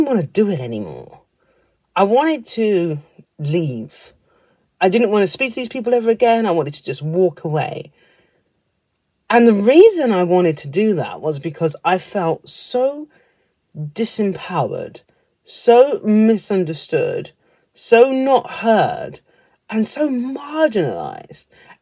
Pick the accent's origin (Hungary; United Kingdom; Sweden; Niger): United Kingdom; being a British person